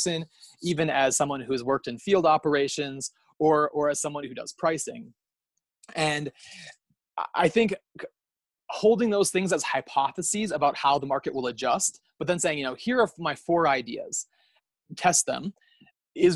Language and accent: English; United States; accent: American; now in Kenya; I'm an American, as everyone can probably tell from my accent